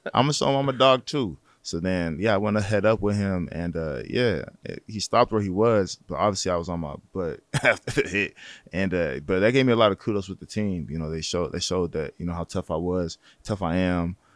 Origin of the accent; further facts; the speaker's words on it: San Jose, California, United States; I'm from San Jose.